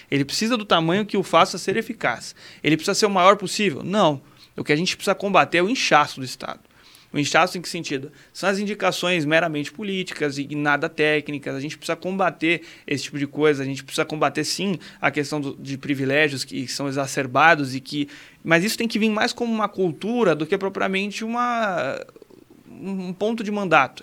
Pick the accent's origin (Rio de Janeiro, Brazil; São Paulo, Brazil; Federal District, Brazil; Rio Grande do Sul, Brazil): São Paulo, Brazil; Santana de Parnaíba; eu sou de Santander de Panaíba, nascido e criado, sou vereador lá hoje